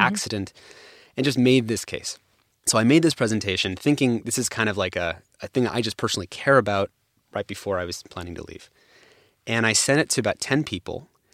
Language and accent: English; San Francisco, California, United States; I grew up actually in the Bay Area and San Francisco